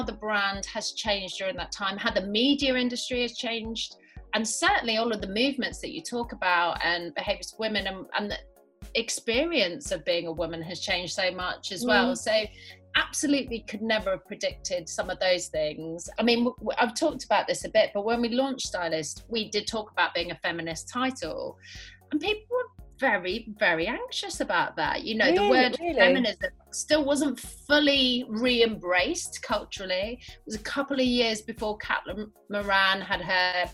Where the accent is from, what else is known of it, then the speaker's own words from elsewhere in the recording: London, United Kingdom; accent: Londoner; also born or lived in Nottingham; I was born in Nottingham, where I lived till I was about nine. And then I moved to North London, where I spent probably the more formative years. I sound more like a Londoner than I do a Midlander